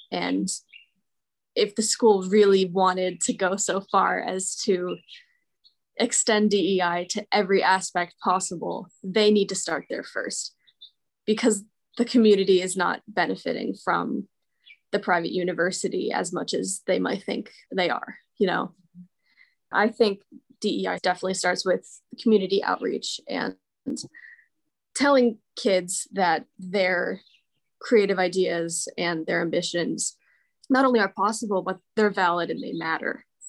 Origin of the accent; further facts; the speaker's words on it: Morristown, New Jersey, United States; I'm from Morristown, New Jersey, where I currently am